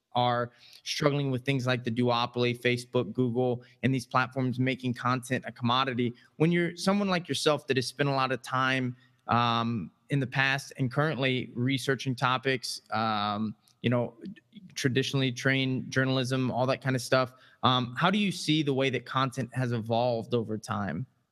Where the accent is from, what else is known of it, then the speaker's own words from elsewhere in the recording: Midwest, United States; I'm a fellow Midwestern